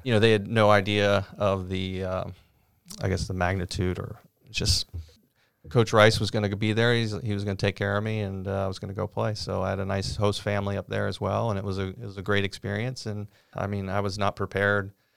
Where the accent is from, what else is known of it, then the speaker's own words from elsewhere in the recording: Cincinnati, Ohio, United States; growing up on the west side of Cincinnati